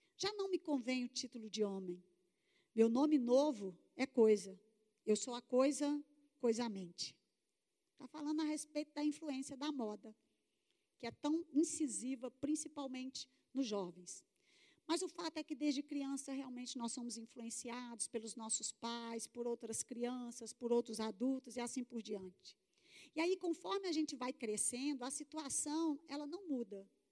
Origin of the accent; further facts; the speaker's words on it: Contagem, Minas Gerais, Brazil; Sou de Belo Horizonte, Minas Gerais. Falo Belo Horizonte para ficar mais chique, né? Porque, na verdade, a cidade é contagem.